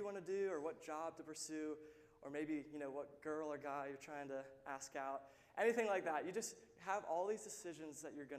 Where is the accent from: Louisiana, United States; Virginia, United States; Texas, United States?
Virginia, United States; Lynchburg; I'm actually from Lynchburg. I grew up in this church. I've been here since I was about 13 years old.